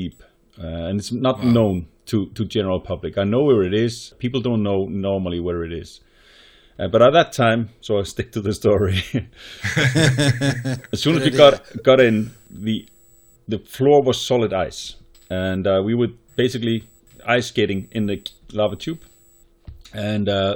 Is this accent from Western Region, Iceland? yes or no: yes; Snæfellsnes Peninsula, Western Region, Iceland; I grew up in Snæfellsnes Peninsula